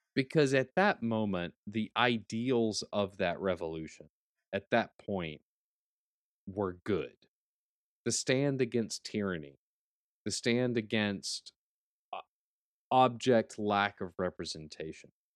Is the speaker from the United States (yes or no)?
yes; United States; as an American